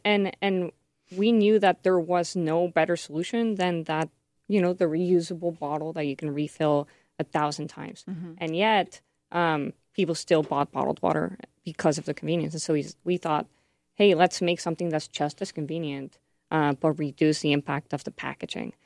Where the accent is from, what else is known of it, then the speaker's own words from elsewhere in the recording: Mexico; now in United States; I'm from Mexico